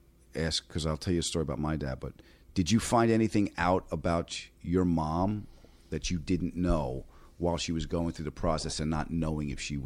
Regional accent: East Coast, United States; the way we grew up on the East Coast.

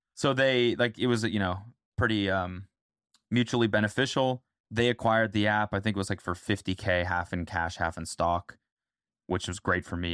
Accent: Canada; now in United States; I'm Canadian

